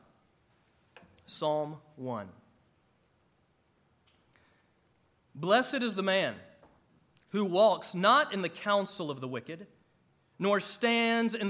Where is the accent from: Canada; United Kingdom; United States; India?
United States; Georgia; my home growing up in Georgia as a kid in the 80s